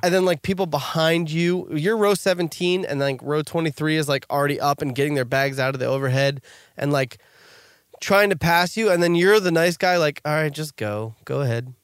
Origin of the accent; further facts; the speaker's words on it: New Jersey, United States; we're from New Jersey